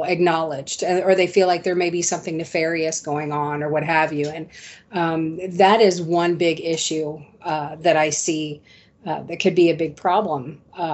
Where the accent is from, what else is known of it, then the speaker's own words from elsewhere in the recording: Central Ohio, United States; moved away as an adult; now in Pinellas County, Florida, United States; I was born and raised in Central Ohio. I relocated here to Pinellas County, Florida in 2007.